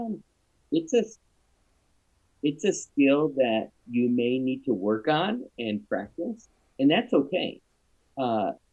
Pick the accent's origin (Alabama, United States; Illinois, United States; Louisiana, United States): Illinois, United States; Champaign; moved away as an adult; now in Greenwood, United States; I grew up in Illinois, and up and down, and north and south and central. I went to high school, a middle school, high school, undergrad, grad school in Champaign